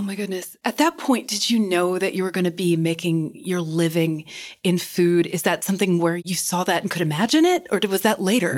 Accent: Kentucky, United States; I grew up in Kentucky

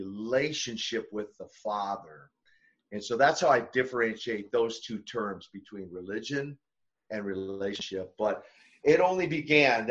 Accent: Minnesota, United States; I'm from Minnesota, and so I didn't grow up in Russia

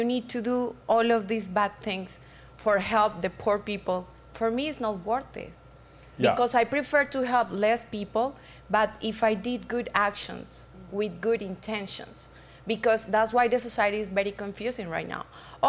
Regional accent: Colombia; English is a second language; moved away as an adult; also born or lived in Bogota; But then I am from Colombia.

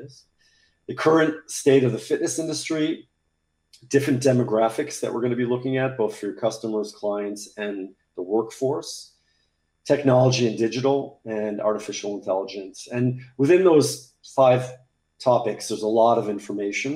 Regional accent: United States; moved away as an adult; now in Paris, France; I'm speaking to you from Paris, France, where I live. I'm American, but I've been here for a long time

